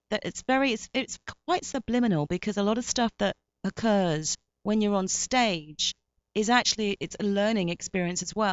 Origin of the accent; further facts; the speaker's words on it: Myanmar; now in United States; I'm Burmese English, uh, which is kind of weird because I'm Burmese English and I'm in America now